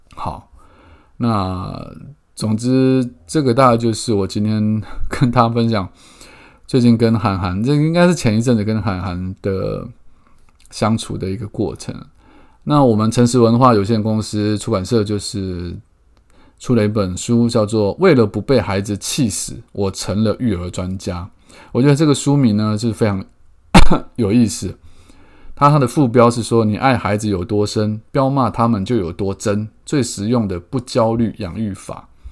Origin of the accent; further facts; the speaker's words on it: Keelung, Taiwan; 我从小在基隆长大